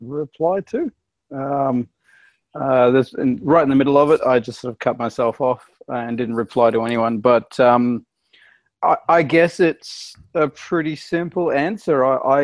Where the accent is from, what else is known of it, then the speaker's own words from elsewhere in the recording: Australia; as an Australian in another country